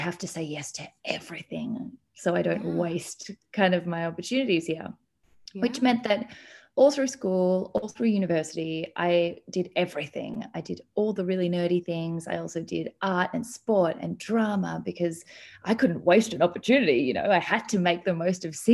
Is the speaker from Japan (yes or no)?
no; Melbourne, Victoria, Australia; I am from Melbourne, Australia, which is where I am now